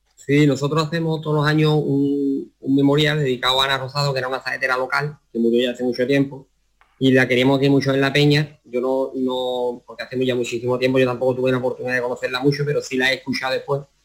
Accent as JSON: {"language": "Spanish", "town": "Utrera", "region": "Andalusia", "country": "Spain", "said": "aquí en mi pueblo que el ayuntamiento de Utrera apoya mucho al flamenco"}